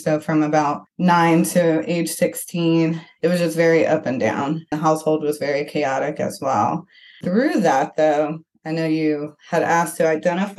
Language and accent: English; Flint, Michigan, United States; I grew up in Flint, Michigan